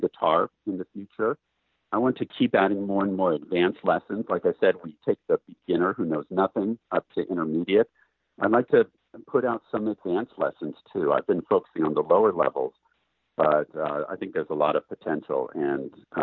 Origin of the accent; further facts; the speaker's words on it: Portland, United States; Portland, which is my hometown